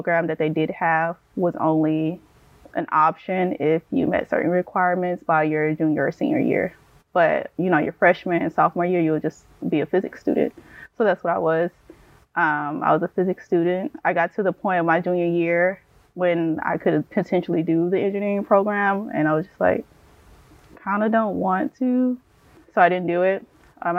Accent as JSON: {"language": "English", "town": "Houston", "region": "Texas", "country": "United States", "tie": "born or raised there", "moved": "yes", "said": "I grew up, or I'm from Houston, Texas, inner city Houston, Texas."}